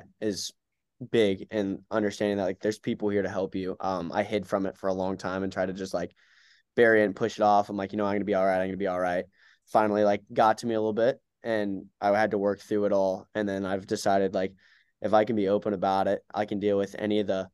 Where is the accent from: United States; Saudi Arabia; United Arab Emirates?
United States; Charlotte, North Carolina; in Charlotte, so in my hometown, whole family in the stands